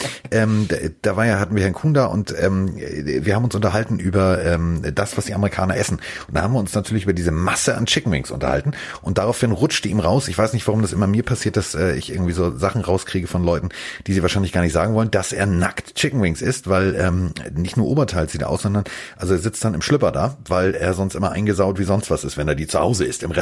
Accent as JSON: {"language": "German", "region": "Hamburg", "country": "Germany", "said": "ich bin Hamburger."}